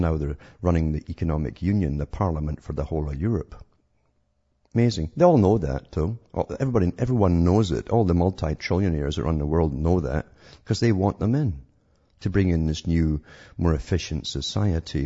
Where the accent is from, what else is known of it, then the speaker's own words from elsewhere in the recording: United Kingdom; growing up in Britain during the supposed Cold War